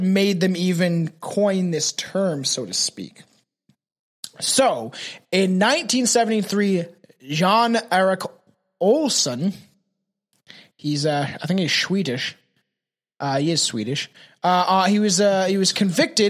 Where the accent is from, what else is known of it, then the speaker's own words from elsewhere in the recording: Canada; I'm Canadian. I don't speak fucking other languages. I don't even speak French, bro. And we're fucking bilingual